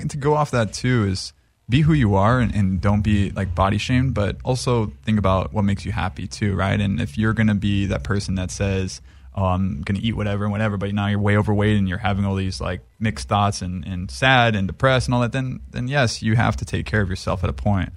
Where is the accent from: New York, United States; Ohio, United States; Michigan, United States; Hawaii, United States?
Hawaii, United States; Maui; now in Los Angeles, United States; I grew up in Hawaii